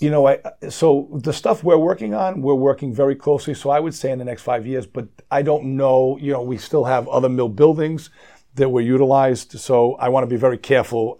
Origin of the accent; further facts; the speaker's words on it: Rhode Island, United States; I'm born and raised in Rhode Island.